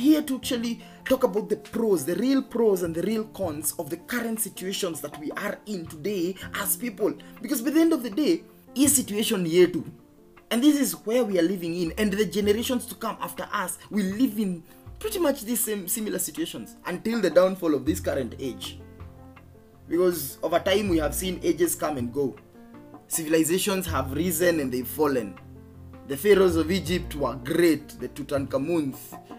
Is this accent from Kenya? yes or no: yes; Geturo, Murang'a County, Kenya; growing up in Geturo, Kandara constituency, Murang'a County